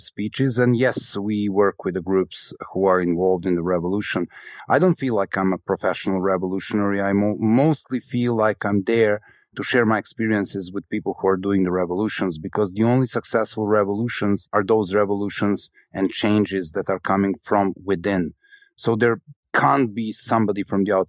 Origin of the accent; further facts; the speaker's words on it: Belgrade, Serbia; my hometown of Belgrade